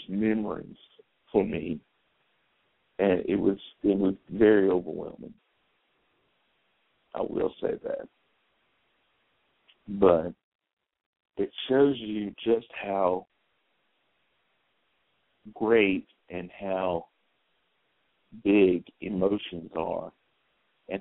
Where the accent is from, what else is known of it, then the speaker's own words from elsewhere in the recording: the South, United States; I'm from the South